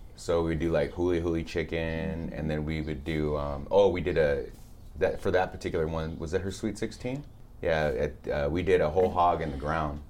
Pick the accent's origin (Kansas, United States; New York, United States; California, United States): California, United States; Whittier; born or raised there; also born or lived in Santa Ana, California / Montebello, California / Pico Rivera, California